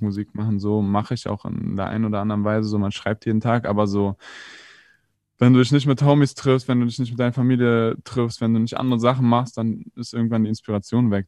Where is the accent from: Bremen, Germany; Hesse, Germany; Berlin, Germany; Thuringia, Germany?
Berlin, Germany; sind hier aufgewachsen, mein Bruder und ich. Ist ja in Moabit